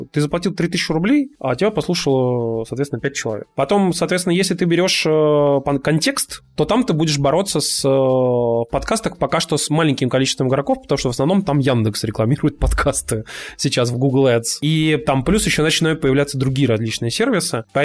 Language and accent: Russian; Kazan, Tatarstan, Russia; А вот мы тут, типа, из Казани.